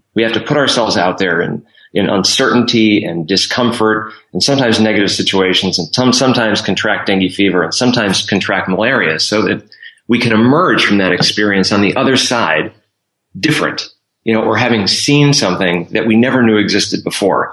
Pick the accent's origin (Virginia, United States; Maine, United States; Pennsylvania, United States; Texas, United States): Pennsylvania, United States; Scranton; Scranton, Pennsylvania.